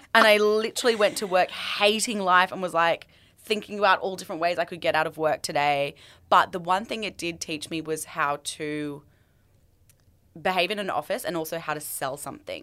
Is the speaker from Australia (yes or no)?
yes; Australia; moved away as an adult; also born or lived in London; when I moved back to Australia